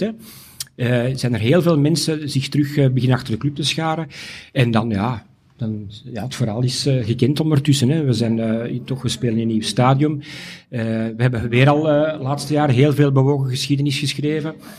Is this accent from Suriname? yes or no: no; Mechelen, Flanders, Belgium; als Mechelaar